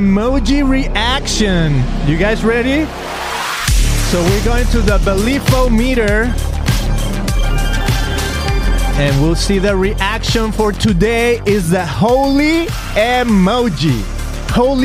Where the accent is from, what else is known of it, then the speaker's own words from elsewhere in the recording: Guadalajara, Jalisco, Mexico; moved away as an adult; now in Costa Mesa, United States; I'm from Guadalajara, Mexico, but I live here in Southern California, Costa Mesa.